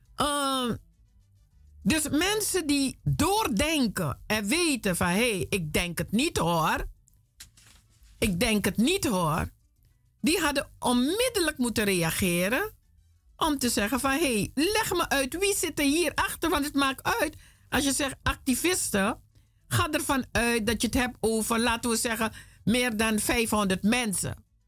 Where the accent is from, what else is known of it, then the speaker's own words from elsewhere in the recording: Suriname; now in Netherlands; ik ben een Afrikaanse, Surinaamse, woonachtig in Nederland